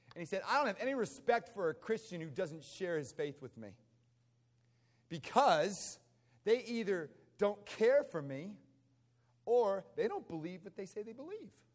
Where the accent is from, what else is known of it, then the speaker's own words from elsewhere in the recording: United States; moved away; I grew up outside of Washington, D.C.